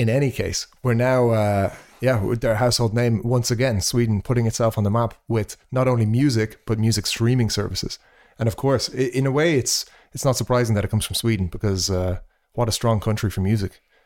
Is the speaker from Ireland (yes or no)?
yes; Ireland; me being Irish